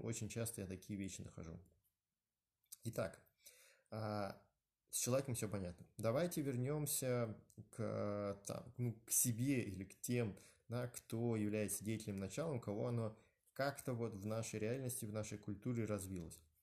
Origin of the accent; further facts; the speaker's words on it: Moscow, Russia; я родился, да, в э, Москве, в районе Новогиреева, Э, в 70-м роддоме